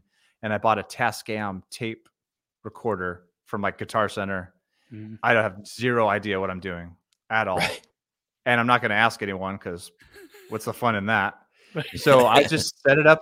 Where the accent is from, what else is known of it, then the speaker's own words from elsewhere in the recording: Stockton, California, United States; also born or lived in Napa, California; now in Bakersfield, United States; I'm a California native, but I grew up in Stockton